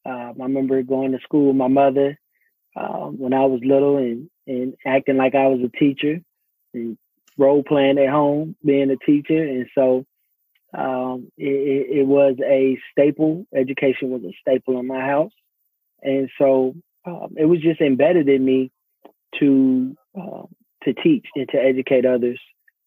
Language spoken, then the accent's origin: English; Arlington, Texas, United States; also born or lived in Fort Worth, Texas; So born and raised in Fort Worth, Texas. Grew up in Arlington, Texas, where the home of the Dallas Cowboys. That's my team. I grew up there. Come from a family of educators.